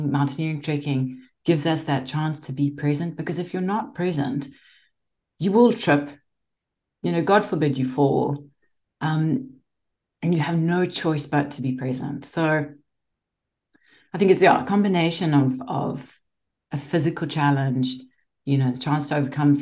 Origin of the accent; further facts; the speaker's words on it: Zimbabwe; moved away; growing up in Zimbabwe